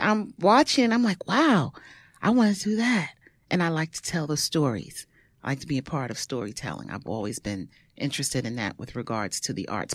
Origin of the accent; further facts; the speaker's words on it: New York City, New York, United States; I am from Brooklyn, born in Bed-Stuy, raised in Bushwick, lived all over the place, East New York, Crown Heights